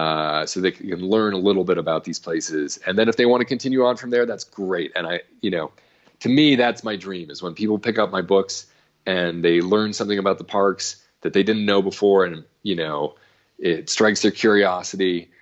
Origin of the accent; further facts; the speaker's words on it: New England, United States; I was growing up in New England. I had no idea that Joshua Trees even existed.